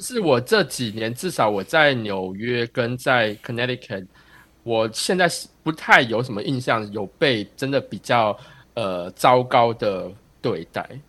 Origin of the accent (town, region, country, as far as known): Taiwan; now in United States